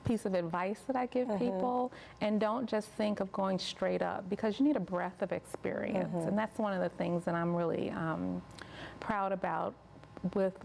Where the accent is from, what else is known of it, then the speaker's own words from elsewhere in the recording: Chicago, Illinois, United States; moved away as an adult; I grew up in Chicago